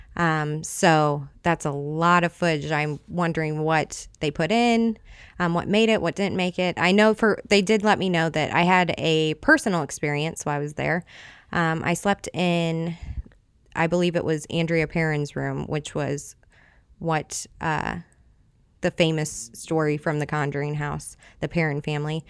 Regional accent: Edwardsville, Illinois, United States; now in Godfrey, United States; I grew up in the Edwardsville area, um, a bunch of little towns around there

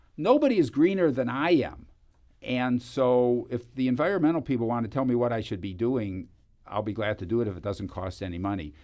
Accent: Cleveland, Ohio, United States; moved away; I come from Cleveland

